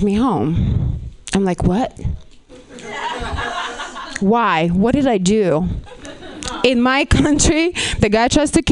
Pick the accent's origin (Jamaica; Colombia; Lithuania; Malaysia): Lithuania; moved away as an adult; now in Los Angeles, United States; I'm actually from Lithuania.